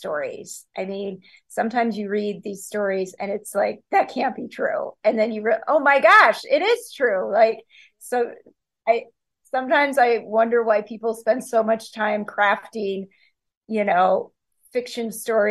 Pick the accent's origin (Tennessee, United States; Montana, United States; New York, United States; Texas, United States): Montana, United States; I grew up in Montana